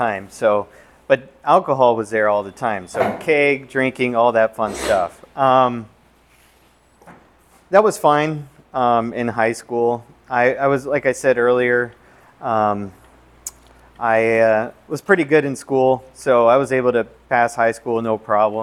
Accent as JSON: {"language": "English", "region": "Southern California", "country": "United States", "tie": "born or raised there", "moved": "yes", "lives_now": "Arizona, United States", "said": "I grew up in Southern California"}